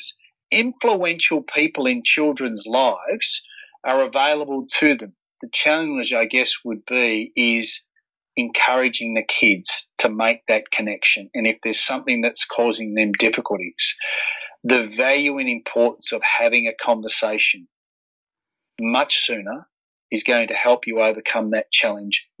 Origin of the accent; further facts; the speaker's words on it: Warrnambool, Victoria, Australia; being a young kid growing up in Warrnambool